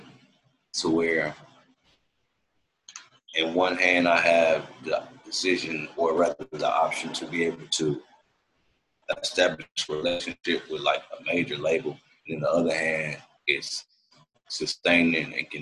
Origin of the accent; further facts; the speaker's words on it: Memphis, Tennessee, United States; moved away as an adult; also born or lived in Washington, D.C.; now in Los Angeles, United States; I was born in D.C., but I was raised in Memphis all my life